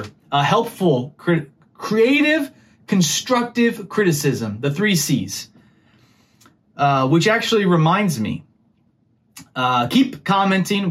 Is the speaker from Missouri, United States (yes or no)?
yes; Missouri, United States; I'm from Missouri